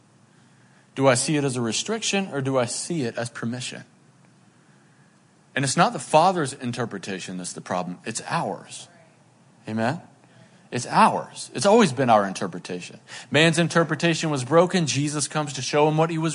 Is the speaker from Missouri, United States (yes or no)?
no; Boone, North Carolina, United States; I grew up in Boone, North Carolina, and when I was a teenager, it was like jam band central